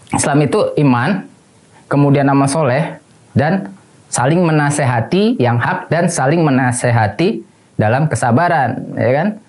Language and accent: Indonesian; Depok, West Java, Indonesia; Karena gue orang Jawa Barat, orang Depok ya kan, Aljabar gitu.